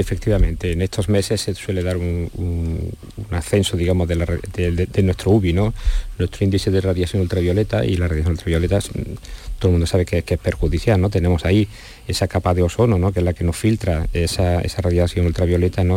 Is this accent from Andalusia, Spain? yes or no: yes; Andalusia, Spain; yo soy andaluz también